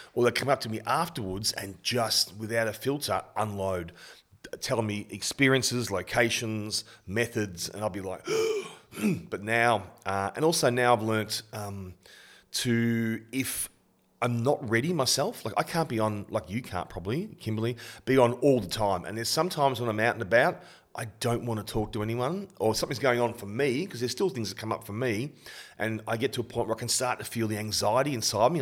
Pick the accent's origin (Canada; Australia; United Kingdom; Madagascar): Australia; Bendigo, Victoria; moved away; Bendigo, where I was born and went to primary school in Kangaroo Flat Tech